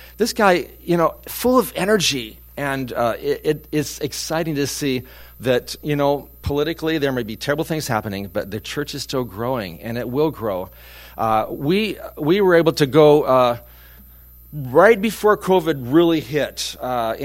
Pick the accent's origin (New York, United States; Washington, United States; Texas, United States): Washington, United States; Prosser; I was born in Prosser.